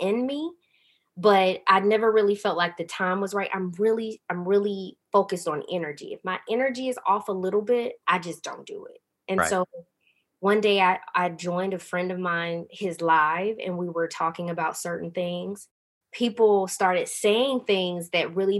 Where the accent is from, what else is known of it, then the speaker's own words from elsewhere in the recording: the South, United States; growing up in the South in a really deeply religious family